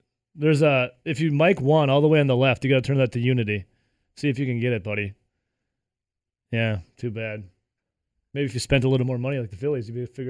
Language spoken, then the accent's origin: English; Midwest, United States; accent: Midwest; Here's my Midwest accent coming out.